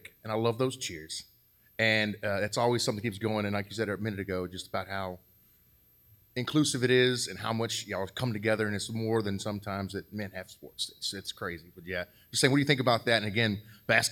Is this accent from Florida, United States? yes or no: no; Louisiana, United States; I'm from Louisiana.